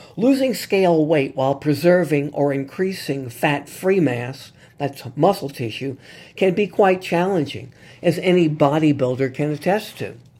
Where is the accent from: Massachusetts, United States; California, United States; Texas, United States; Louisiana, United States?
Louisiana, United States; New Orleans; here in my hometown of New Orleans